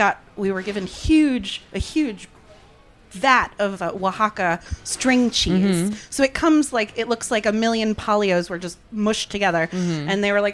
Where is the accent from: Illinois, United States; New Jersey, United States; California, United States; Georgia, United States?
New Jersey, United States; moved away as an adult; also born or lived in Los Angeles; I decided to move back home to where I grew up in New Jersey a couple years ago